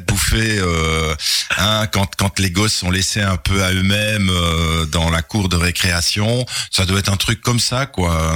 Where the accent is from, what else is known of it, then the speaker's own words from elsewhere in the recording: Charleroi, Wallonia, Belgium; also born or lived in Brussels; je suis né en 1957 à Charleroi. J'ai fait mes études à l'Athénée, euh, de mes études secondaires à l'Athénée de Charleroi